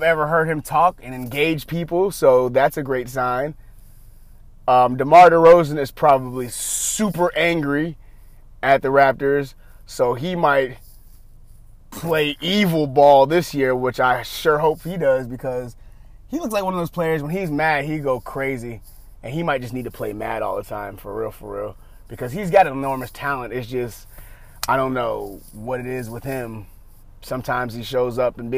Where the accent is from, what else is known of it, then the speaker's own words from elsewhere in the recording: Atlanta, Georgia, United States; I'm from Atlanta